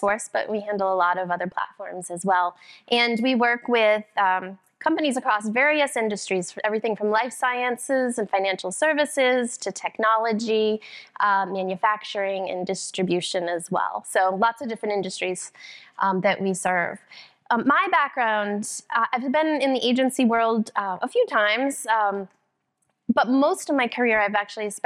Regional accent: Boston, Massachusetts, United States; I'm actually from Boston, the Boston area, just a few miles north.

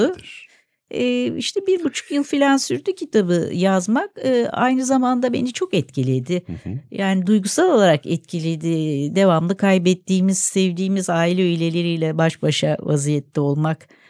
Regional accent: Istanbul, Turkey; also born or lived in Caddebostan, Istanbul; Ben Nişantaşı'nda doğdum e, o zaman e, 1955 yılında

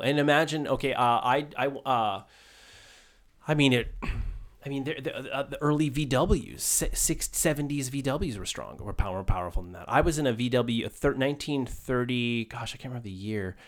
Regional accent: Maine, United States; I grew up in Maine

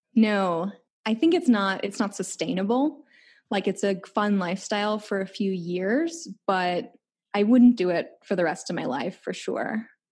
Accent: Chicago, Illinois, United States; moved away; I'm from Chicago

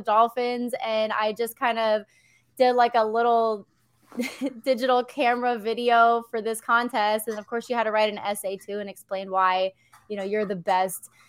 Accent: Philadelphia, Pennsylvania, United States; I grew up in Pennsylvania

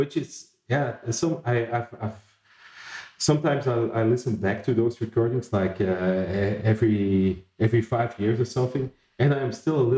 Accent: Flanders, Belgium; also born or lived in Antwerp; I did my secondary education in my hometown, which is a small town in the northern part of Belgium

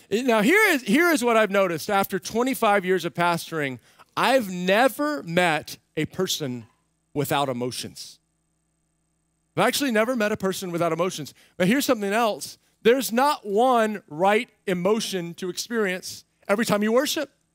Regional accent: United States; I'm an American

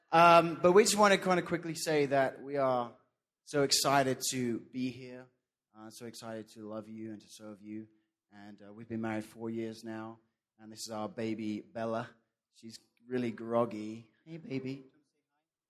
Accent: London, United Kingdom; moved away; I'm from England, London, England

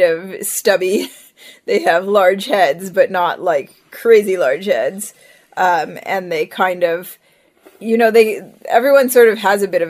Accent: Ohio, United States; also born or lived in Israel / Seattle; now in Vancouver, Canada; our Orthodox community that we grew up in Ohio

